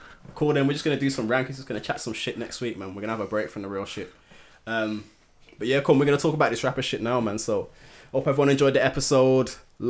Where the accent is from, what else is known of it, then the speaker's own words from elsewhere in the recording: England, United Kingdom; No, not just because I'm English.